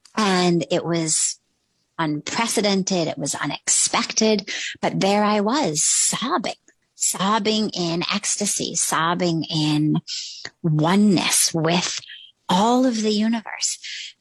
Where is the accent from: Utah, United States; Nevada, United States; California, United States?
California, United States; Los Angeles; moved away as an adult; also born or lived in Palo Alto; now in India; I grew up in Los Angeles, literally in Hollywood